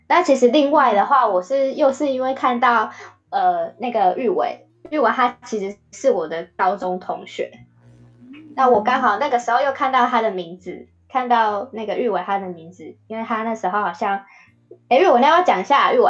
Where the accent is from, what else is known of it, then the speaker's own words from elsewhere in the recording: Yuanlin, Changhua County, Taiwan; 虽然自己从小在这个地方成长，但是没有到很了解这个地方的东西。